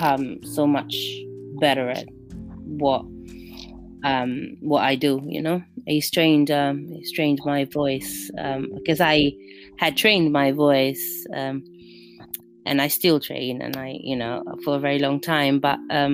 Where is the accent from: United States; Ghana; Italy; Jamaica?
Italy; Rome, Lazio; English is a second language; moved away as an adult; now in London, United Kingdom; I was born in the heart of Babylon, in Rome.